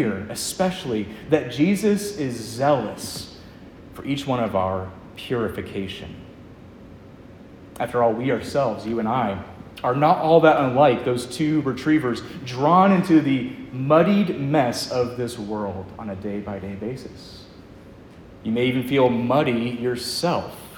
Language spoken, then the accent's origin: English; Lynchburg, Virginia, United States; I'm from Lynchburg myself